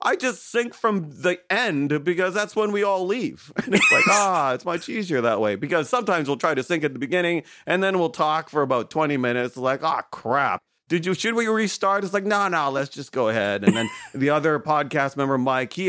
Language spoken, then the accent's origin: English; Toronto, Ontario, Canada; I'm from Canada in Toronto.